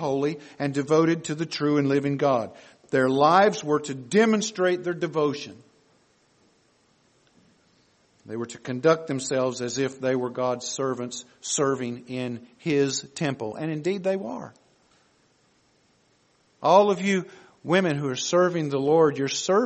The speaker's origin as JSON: {"language": "English", "region": "the South", "country": "United States", "tie": "born or raised there", "said": "we grew up in the South"}